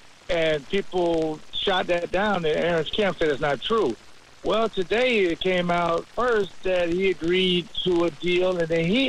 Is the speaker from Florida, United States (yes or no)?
yes; Jacksonville, Florida, United States; moved away; I'm from Duval County